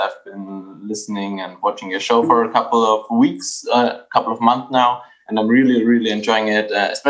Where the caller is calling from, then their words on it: Bavaria, Germany; From Germany, Bavaria to be precise.